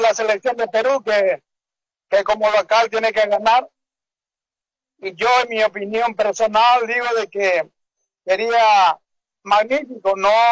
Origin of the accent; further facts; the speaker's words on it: Paraguay; soy paraguayo